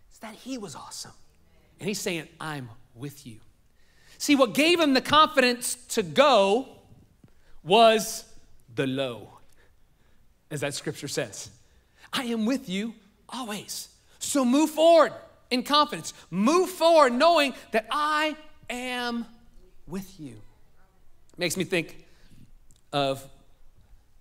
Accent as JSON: {"language": "English", "town": "New Orleans", "region": "Louisiana", "country": "United States", "tie": "born or raised there", "also_born_or_lived": "North Shore, Louisiana", "said": "I was born in New Orleans. Now there's New Orleans. I lived in a suburb of New Orleans that was north of it."}